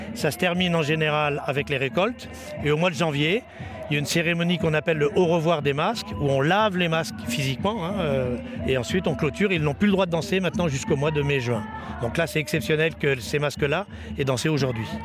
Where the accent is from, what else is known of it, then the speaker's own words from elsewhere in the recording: France; Je suis français